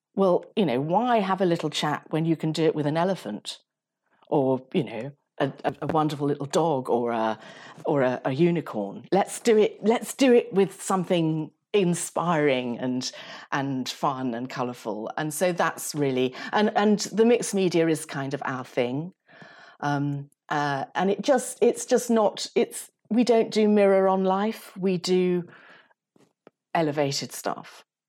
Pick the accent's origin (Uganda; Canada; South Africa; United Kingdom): Uganda; moved away; I was brought up in Uganda